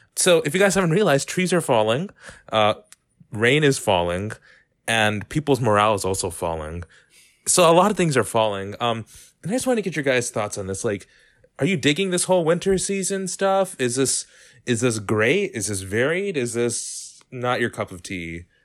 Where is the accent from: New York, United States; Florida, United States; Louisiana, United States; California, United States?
California, United States; San Diego; I come from San Diego, California, and from a more affluent community